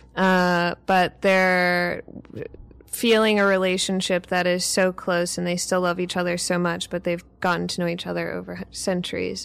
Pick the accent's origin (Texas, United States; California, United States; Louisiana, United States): Louisiana, United States; New Orleans; I'm from New Orleans